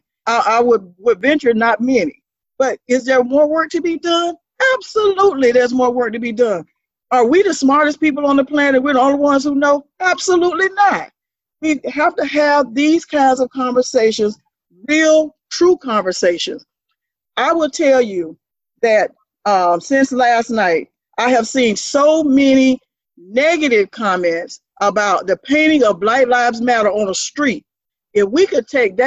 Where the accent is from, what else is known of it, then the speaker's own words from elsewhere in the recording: Quincy, Florida, United States; now in Tallahassee, United States; I grew up in Quincy, went to Florida A&M